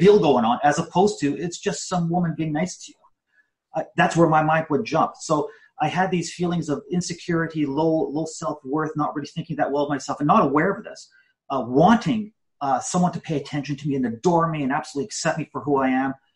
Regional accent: Canada; I was born in Canada, first generation Canadian, and more than anything, I just wanted to be an average Canadian kid

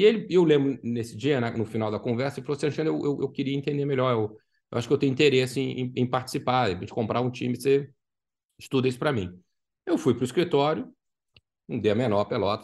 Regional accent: Brazil; now in Orlando, United States; para a gente, como brasileiro

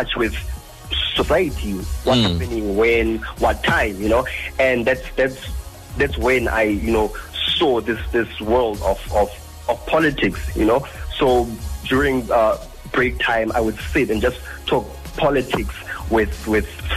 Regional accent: Randfontein, Gauteng, South Africa; moved away as an adult; now in Gqeberha (Port Elizabeth), South Africa; I'm from the West Rand in Joburg

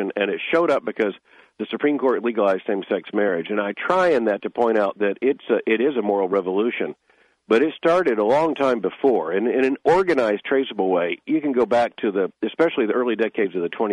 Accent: Lakeland, Florida, United States; moved away as an adult; also born or lived in Pompano Beach, Florida; now in Louisville, United States; I was born in 1959 in Lakeland, so that whole area is home to me

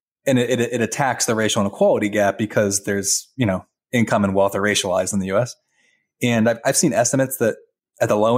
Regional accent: Virginia, United States; I'm from Virginia

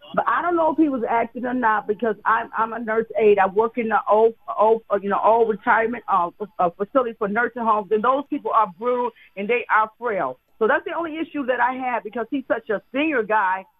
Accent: the South, United States; I was brought up in the South

